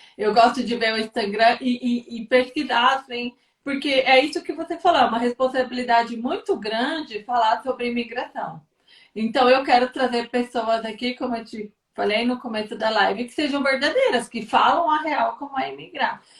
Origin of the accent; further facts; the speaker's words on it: Brazil; moved away; como nós somos brasileiros